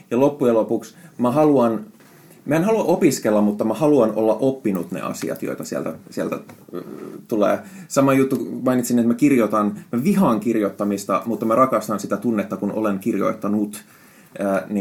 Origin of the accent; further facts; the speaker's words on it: Finland; first language Finnish; Siis suomi on mun äidinkieli, mutta, mutta mä oon käyttänyt niin paljon englantia viime aikoina